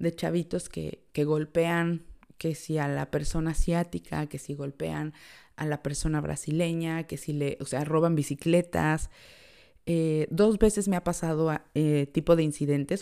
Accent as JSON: {"language": "Spanish", "country": "Mexico", "moved": "as an adult", "lives_now": "Ireland", "said": "yo que vengo de México"}